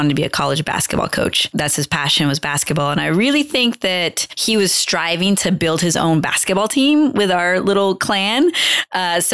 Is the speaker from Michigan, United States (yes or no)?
no; Long Beach, California, United States; also born or lived in the desert; I'm from Long Beach, California